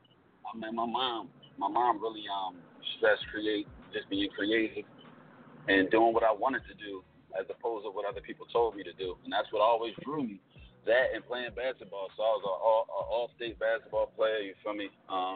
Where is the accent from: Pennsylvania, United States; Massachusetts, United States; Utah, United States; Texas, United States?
Pennsylvania, United States; West Chester; moved away as an adult; also born or lived in Philadelphia, Pennsylvania; now in Atlanta, United States; I'm from Westchester, Pennsylvania, so that's like 20 minutes outside of Philadelphia.